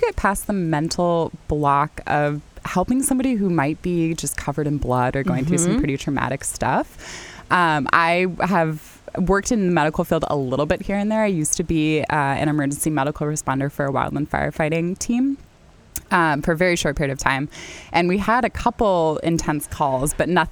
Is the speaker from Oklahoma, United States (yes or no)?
no; San Diego, California, United States; also born or lived in Duluth, Minnesota; now in Winona, United States; I'm not originally from the Midwest. I frequently get told I don't sound like a Midwesterner. I'm not. I'm from San Diego.